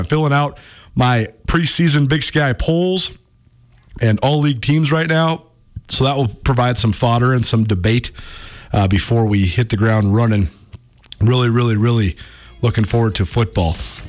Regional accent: Missoula, Montana, United States; living my dream broadcasting in my hometown

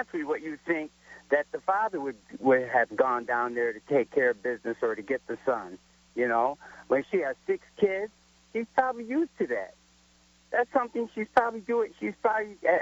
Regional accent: Elmira, New York, United States; growing up in Elmira, New York, which is upstate New York

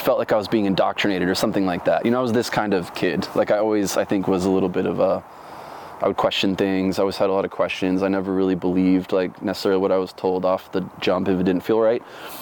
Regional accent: Orlando, Florida, United States; also born or lived in Dunedin, Florida / North Carolina; now in Oregon, United States; Grew up primarily in Orlando.

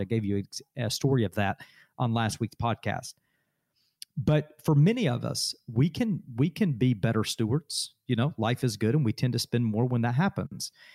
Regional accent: Adairsville, Georgia, United States; Daresville, my hometown

